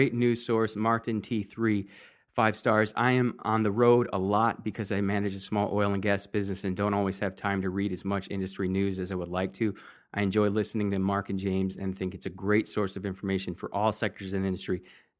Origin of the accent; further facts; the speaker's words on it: Kazakhstan; I'm originally from Kazakhstan and always looking forward to hearing news on Kazakhstan oil and gas companies